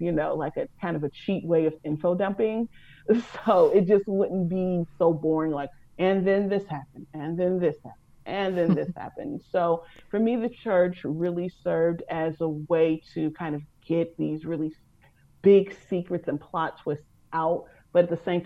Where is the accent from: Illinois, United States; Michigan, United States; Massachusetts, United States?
Illinois, United States; Chicago; Grew up on the South Side of Chicago, went to church